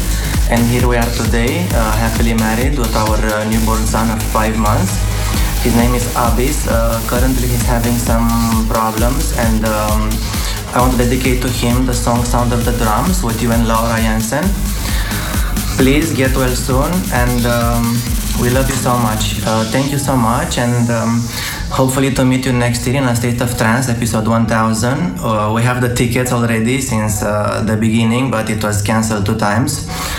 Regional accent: Romania; now in Dubai, United Arab Emirates; I'm from Romania but currently living in Dubai.

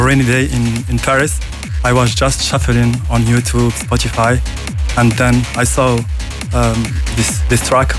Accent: United Arab Emirates; now in France; So originally, I am from Emirates. So now I live and work in France.

